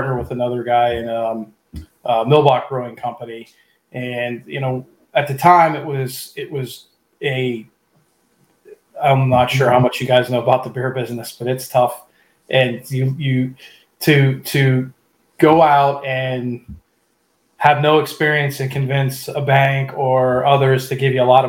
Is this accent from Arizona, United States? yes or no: no; Pittsburgh, Pennsylvania, United States; now in Central Pennsylvania, United States; I'm originally from the Pittsburgh area